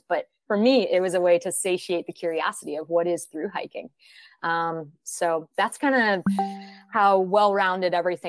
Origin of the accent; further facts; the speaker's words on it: Seattle, Washington, United States; moved away as an adult; also born or lived in Gainesville, Florida; the most formulative years for me were in Seattle, Washington. So when I say I'm from Seattle, it was about 13 years there that I was in Seattle before college